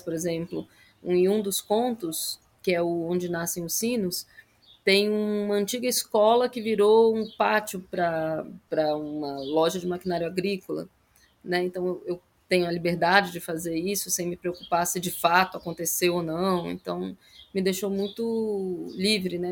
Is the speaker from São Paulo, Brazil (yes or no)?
no; Brasília, Federal District, Brazil; eu cresci em Brasília, né? Bem na parte urbana da cidade, no plano piloto